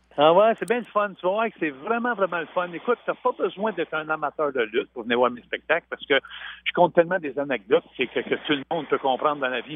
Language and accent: French; Saint-Sulpice, Quebec, Canada; chez nous à Saint-Sulpice. Mais moi, j'avais 4-5 ans